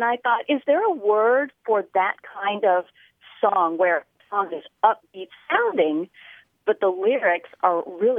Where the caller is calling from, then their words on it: Lexington, South Carolina, United States; I'm calling from Lexington, South Carolina.